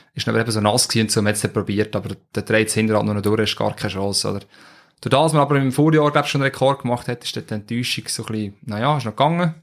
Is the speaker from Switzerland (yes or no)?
yes; Switzerland; bei uns in der Schweiz